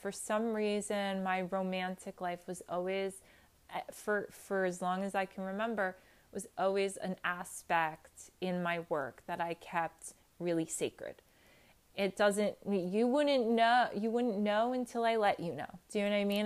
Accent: New Jersey, United States; straight from New Jersey

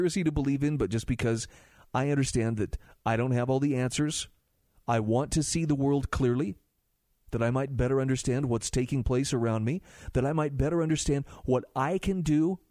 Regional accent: Utah, United States; In my home state of Utah

